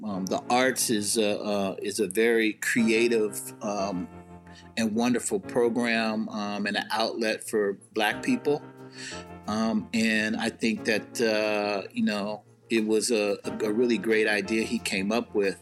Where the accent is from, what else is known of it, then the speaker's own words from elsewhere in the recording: Seattle, Washington, United States; I grew up in the central area, obviously, in Seattle